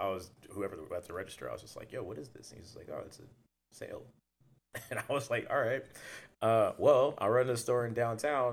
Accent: Southern California, United States; moved away as an adult; now in Portland, United States; I'm from Southern California

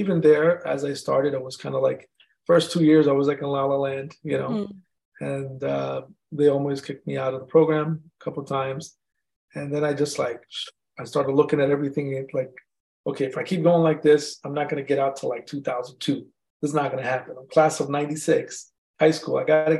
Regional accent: India; I'm Indian, they're gonna kick me out of my house, you know.

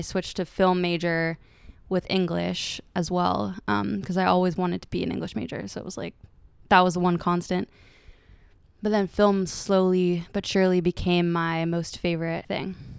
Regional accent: San Francisco, California, United States; moved away as an adult; now in Los Angeles, United States; I was raised in San Francisco.

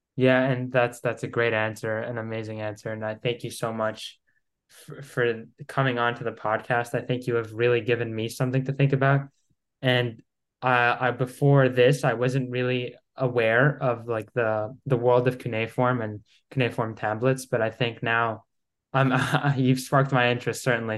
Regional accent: Greece; I'm from Greece

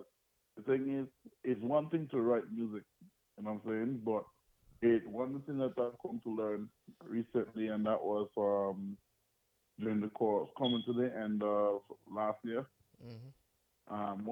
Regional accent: Antigua & Barbuda; also born or lived in Dominica / U.S. Virgin Islands; now in United States; I was born in the beautiful island of Dominica, that's in the Caribbean. You know, and I grew up in Antigua, and I've lived in the U.S. Virgin Islands.

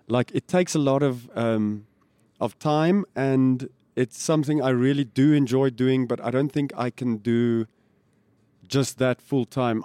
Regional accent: Pretoria, Gauteng, South Africa; And it was a cool place to grow up.

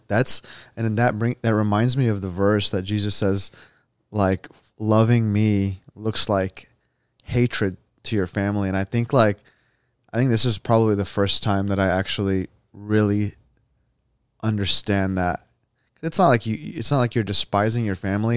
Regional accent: United States; I was born here.

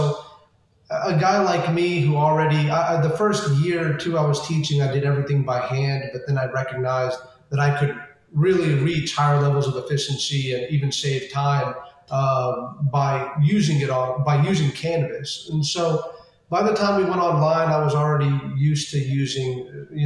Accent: California, United States; born there; Um, and I was born over in California, which is where they first, you know, they first came to.

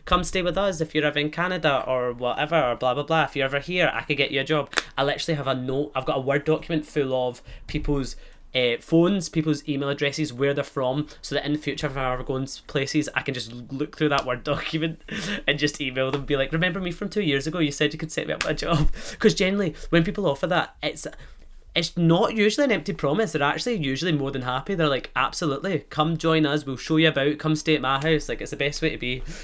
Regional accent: Scotland, United Kingdom; accent: Scottish; also born or lived in Fremantle, Australia; I'll have this Scottish accent

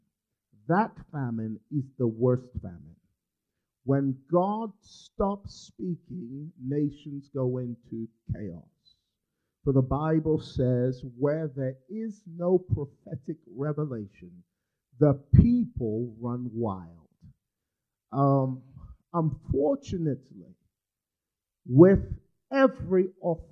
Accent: Nigeria; I'm from Nigeria.

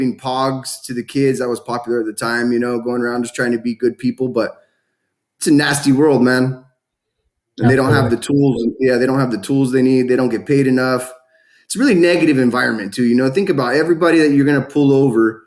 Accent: California, United States; born or raised there

